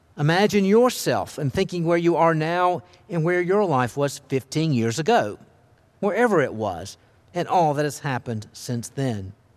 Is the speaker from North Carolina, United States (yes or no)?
yes; Charlotte, North Carolina, United States; also born or lived in Alleghany County, North Carolina; I was born in Charlotte